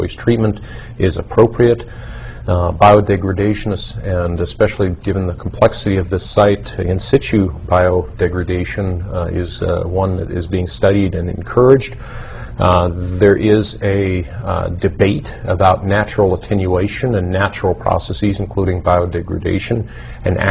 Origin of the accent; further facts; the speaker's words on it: New York, United States; I fished there as a child when I was raised in New York